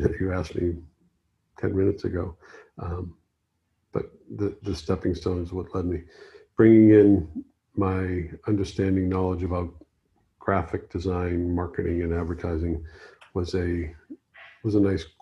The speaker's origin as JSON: {"language": "English", "town": "Boston", "region": "Massachusetts", "country": "United States", "tie": "born or raised there", "also_born_or_lived": "Key West", "moved": "as an adult", "lives_now": "Los Angeles, United States", "said": "gone back to my hometown, Boston"}